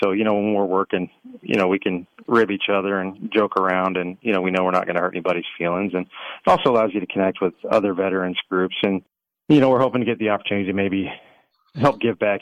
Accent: Texas, United States; we're from Texas, so made by Texans and veterans

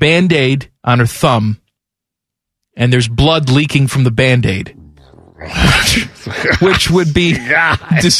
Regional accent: Chicago, Illinois, United States; moved away; we didn't have Waffle Houses where I grew up in Chicago

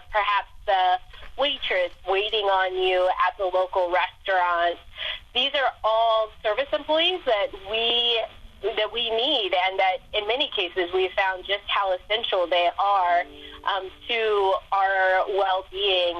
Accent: Ohio, United States; moved away; come back to my home state

